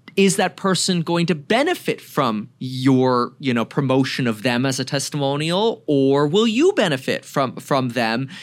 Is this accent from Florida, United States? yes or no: yes; Broward County, Florida, United States; also born or lived in Germany; now in Ventura County, California, United States; I grew up in Broward County, Florida